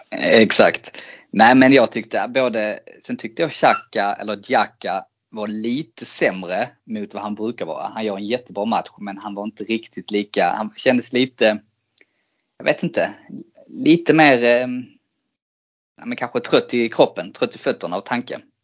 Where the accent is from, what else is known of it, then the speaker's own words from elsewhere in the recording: Sweden; som svensk